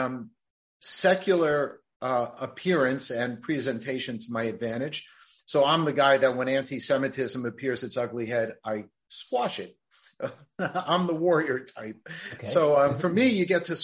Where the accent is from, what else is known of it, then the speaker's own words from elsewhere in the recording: New Jersey, United States; I was born and raised in New Jersey